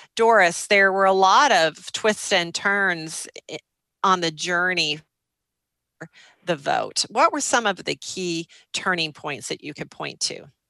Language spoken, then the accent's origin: English; Minnesota, United States; also born or lived in Excelsior, Minnesota; a fellow Minnesotan